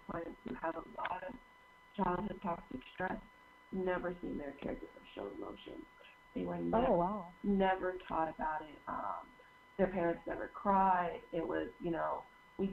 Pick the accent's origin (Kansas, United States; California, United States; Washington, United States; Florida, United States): Washington, United States; Seattle; born or raised there; moved away